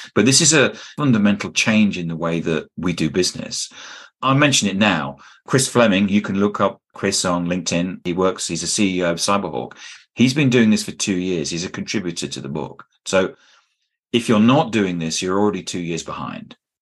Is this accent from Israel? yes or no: no; United Kingdom; I'm a Brit